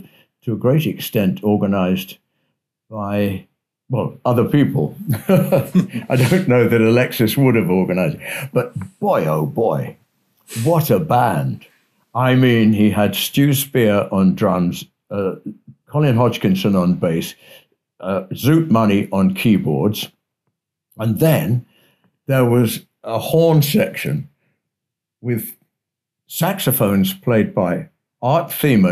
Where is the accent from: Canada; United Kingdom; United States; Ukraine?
United Kingdom; England; as an Englishman